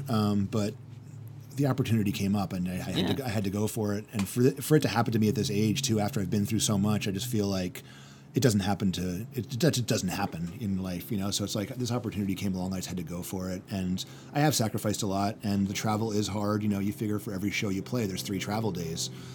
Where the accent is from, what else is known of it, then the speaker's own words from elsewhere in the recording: Oceanside, California, United States; moved away; I lived there for years